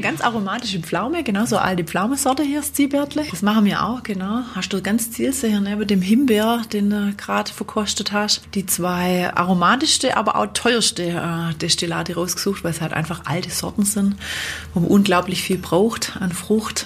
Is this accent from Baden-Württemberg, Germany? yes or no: yes; Black Forest, Baden-Württemberg, Germany; bei uns im Schwarzwald